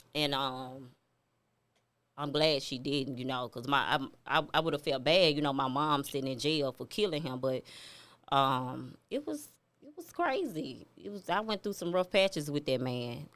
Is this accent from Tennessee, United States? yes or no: yes; Memphis, Tennessee, United States; I'm from Memphis. I'm from Walker Home